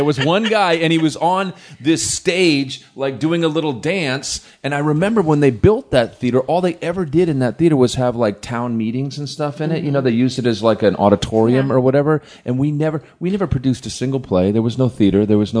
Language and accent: English; Vermont, United States; I grew up in Vermont